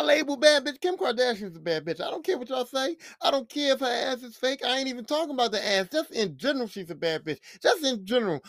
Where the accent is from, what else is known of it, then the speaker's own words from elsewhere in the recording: Philadelphia, Pennsylvania, United States; I'm from Philly